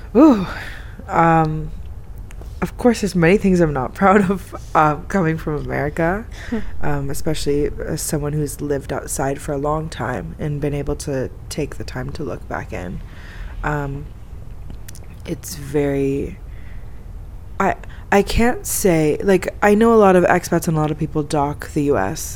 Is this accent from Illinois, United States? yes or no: no; Florida, United States; moved away as an adult; now in Egypt; I'm from Florida